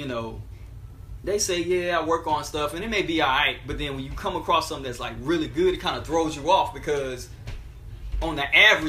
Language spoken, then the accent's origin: English; Alabama, United States; A lot of times people don't even believe I'm from Alabama because they think that, you know, being Southern is monolithic